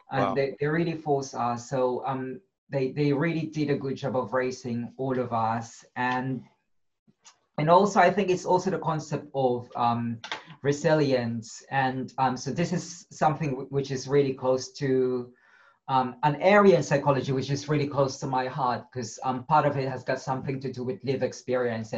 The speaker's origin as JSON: {"language": "English", "country": "Philippines", "tie": "born or raised there", "moved": "yes", "said": "I grew up in the slum in the Philippines."}